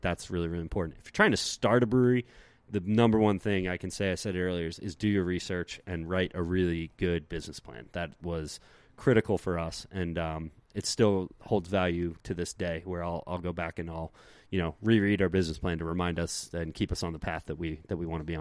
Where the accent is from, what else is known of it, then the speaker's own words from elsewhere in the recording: East Coast, United States; moved away; since I was really young growing up on the East Coast